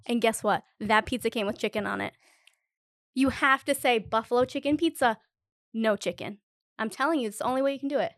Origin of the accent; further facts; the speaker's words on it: Rhode Island, United States; I'm from Rhode Island